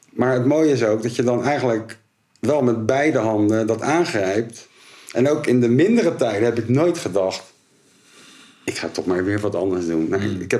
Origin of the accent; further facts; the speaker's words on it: Rotterdam, South Holland, Netherlands; En Rotterdammers zijn we natuurlijk.